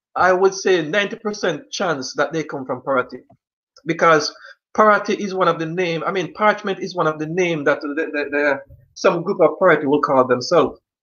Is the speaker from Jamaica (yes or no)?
yes; Jamaica; most Jamaicans